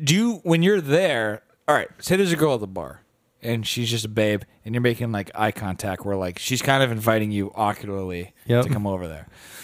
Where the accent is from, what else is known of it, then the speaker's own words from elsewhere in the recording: Boston, Massachusetts, United States; But we're from Boston.